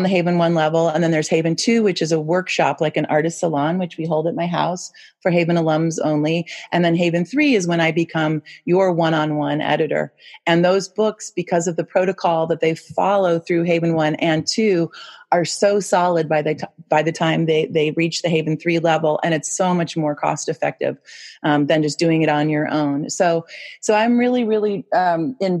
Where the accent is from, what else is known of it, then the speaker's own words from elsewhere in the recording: Chicago, Illinois, United States; also born or lived in Seattle / Boston; now in Whitefish, United States; I'm from Chicago originally, although I've been in Whitefish for almost 30 years